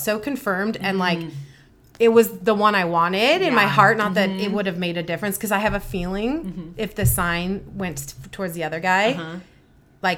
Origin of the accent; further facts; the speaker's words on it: Irvine, California, United States; originally, I guess Irvine